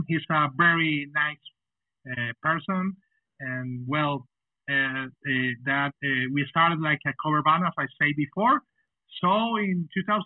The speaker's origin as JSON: {"language": "English", "town": "Cali", "region": "Valle del Cauca", "country": "Colombia", "also_born_or_lived": "Bogota, Colombia", "first_language": "Spanish", "second_language": "English", "said": "We are from Cali, Colombia."}